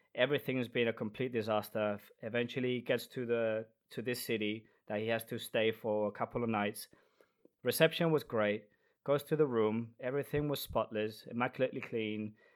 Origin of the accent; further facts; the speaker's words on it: Spain; moved away as an adult; also born or lived in London; now in Denmark; I am a bartender from Spain, but I currently live in Denmark.